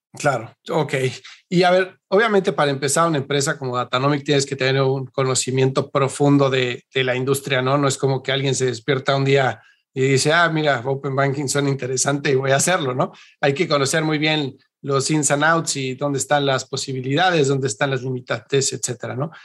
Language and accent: Spanish; Mexico; yo soy mexicano